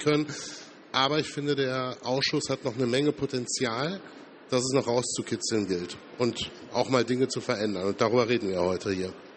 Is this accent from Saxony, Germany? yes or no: no; Ruhr area, North Rhine-Westphalia, Germany; Ich komme aus dem Ruhrgebiet